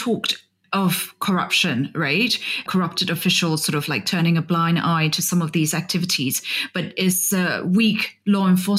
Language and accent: English; Myanmar; moved away; also born or lived in Vietnam; I used to live in Vietnam and travel extensively to Cambodia and Laos. And of course, I'm from Burma